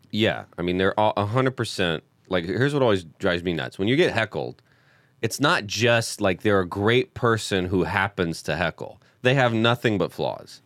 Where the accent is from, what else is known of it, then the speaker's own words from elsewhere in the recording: the South, United States; moved away as an adult; now in Los Angeles, United States; I was homeschooled and from the South